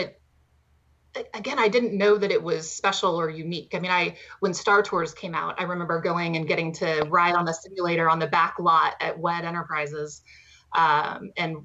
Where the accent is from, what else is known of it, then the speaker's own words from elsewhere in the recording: Southern California, United States; we grew up in Southern California. So we basically grew up in the backyard of Disneyland